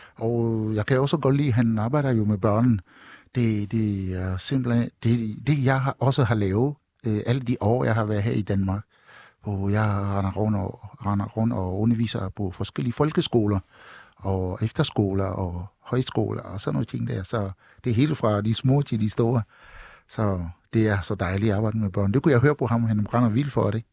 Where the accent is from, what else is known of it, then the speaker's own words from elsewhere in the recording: Togo; also born or lived in Kalundborg / Ringsted; now in Denmark; fra min barndom i Togo, Vestafrika